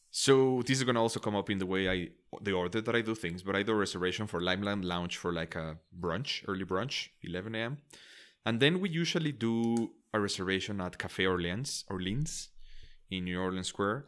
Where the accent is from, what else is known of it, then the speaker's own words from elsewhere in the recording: Mexico; English is a second language; I'm from Mexico